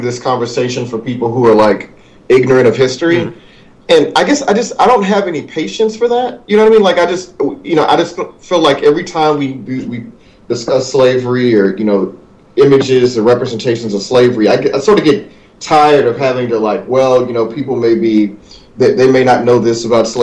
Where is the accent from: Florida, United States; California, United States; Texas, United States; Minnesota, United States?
Texas, United States; in my home state, I'm here in Texas right now